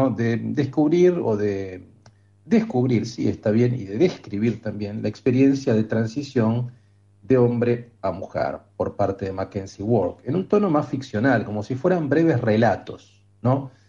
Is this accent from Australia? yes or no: yes; Australia; Spanish is a second language; now in United States; En el contexto de Estados Unidos no soy estadounidense, es australiana. Soy una estadounidense en reserva, vengo de las antípodas, del hemisferio sur.